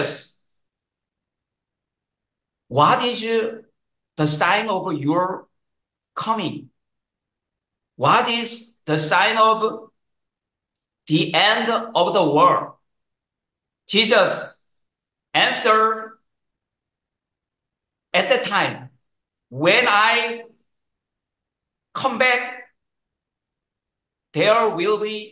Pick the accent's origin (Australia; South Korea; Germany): South Korea; English is a second language; I was born in South Korea.